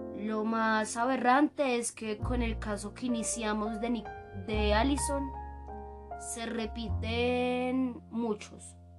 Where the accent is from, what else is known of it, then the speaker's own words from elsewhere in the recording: Colombia; mi vida como colombiana